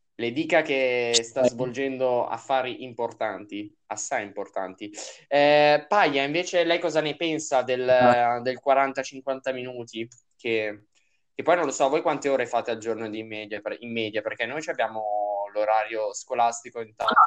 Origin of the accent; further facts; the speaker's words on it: Lombardy, Italy; noi siamo della Lombardia